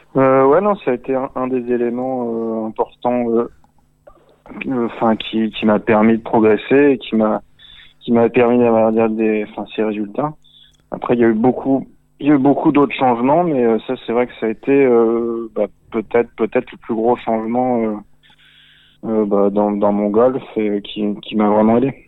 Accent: Antibes, Provence-Alpes-Côte d'Azur, France; moved away as an adult; also born or lived in Cannes / United States; je viens de j'ai grandi à Antibes, à Cannes

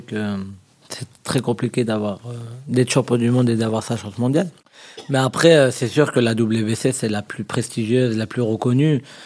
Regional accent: France; on est français

